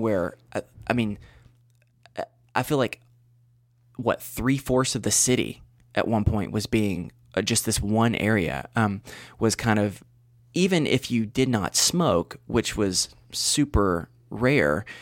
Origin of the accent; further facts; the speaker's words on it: Western North Carolina, United States; back probably like thirty or so minutes from my hometown.